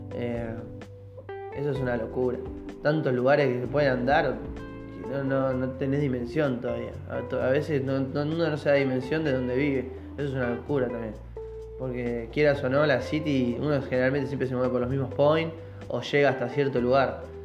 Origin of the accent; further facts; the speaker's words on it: Mar del Plata, Buenos Aires Province, Argentina; nosotros que somos Mar del Data, Mar del Plata